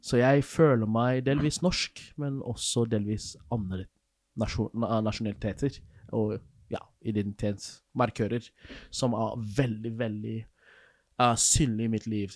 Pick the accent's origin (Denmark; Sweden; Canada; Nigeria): Nigeria; moved away as an adult; now in Norway; der jeg kommer fra, i Nigeria